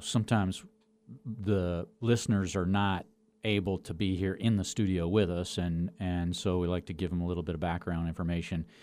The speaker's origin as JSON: {"language": "English", "town": "Denver", "region": "Colorado", "country": "United States", "tie": "born or raised there", "said": "I grew up in Denver"}